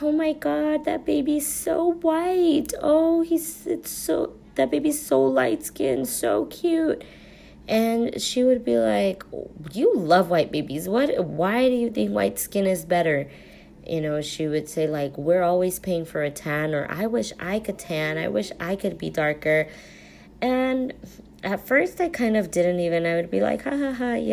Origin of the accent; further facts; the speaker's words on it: United States; also born or lived in Mexico; I was born in Mexico, both Mexican parents. I was raised here, came here very, very young when I was only 10 months old